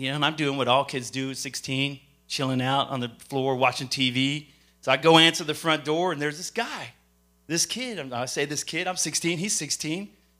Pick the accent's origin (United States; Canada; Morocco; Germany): United States; Lubbock, Texas; also born or lived in Japan / Minot, North Dakota / Great Falls, Montana; And I was born in Japan. I lived in Minot, North Dakota. From Minot, North Dakota, I moved to Great Falls, Montana. From Great Falls, Montana, we moved out to Texas. And it's out to Texas in Lubbock, Texas. Lubbock, Texas is what I call home